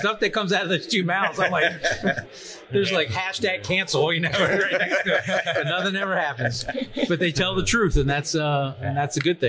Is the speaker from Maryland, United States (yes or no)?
yes; Kentland, Maryland, United States; Bill Gustin realized I was from Kentland